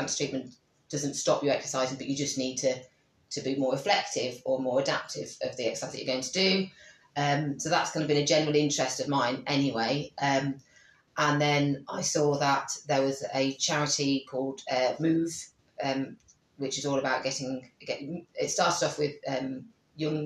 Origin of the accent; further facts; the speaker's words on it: Coventry, West Midlands, United Kingdom; I said, oh, Coventry.